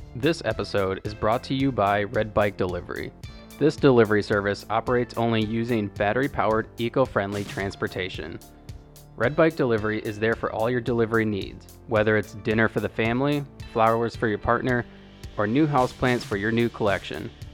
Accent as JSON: {"language": "English", "region": "Florida", "country": "United States", "said": "I'm from Florida"}